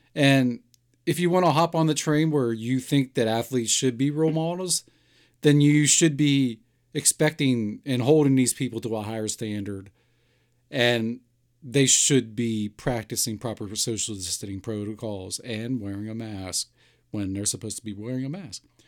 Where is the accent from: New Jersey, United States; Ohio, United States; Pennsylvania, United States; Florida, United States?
Pennsylvania, United States; Pittsburgh; born or raised there